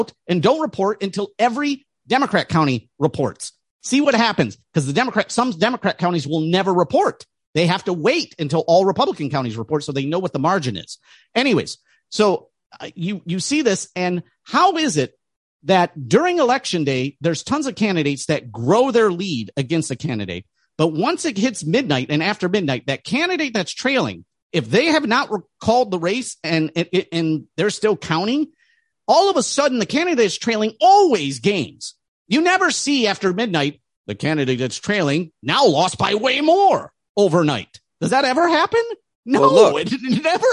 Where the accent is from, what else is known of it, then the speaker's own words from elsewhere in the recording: Detroit, Michigan, United States; I grew up in Detroit